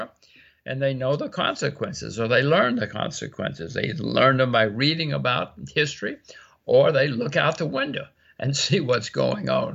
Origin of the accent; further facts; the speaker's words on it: United States; I'm an American